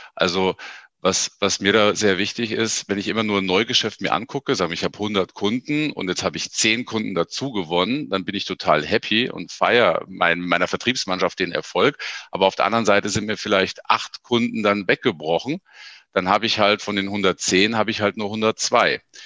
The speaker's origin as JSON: {"language": "German", "town": "Ingolstadt", "region": "Bavaria", "country": "Germany", "said": "ich komme halt aus Ingolstadt"}